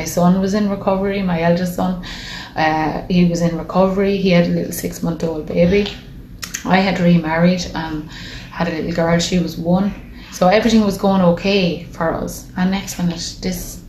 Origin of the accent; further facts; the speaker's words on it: Dublin, Leinster, Ireland; moved away; We're from Dublin originally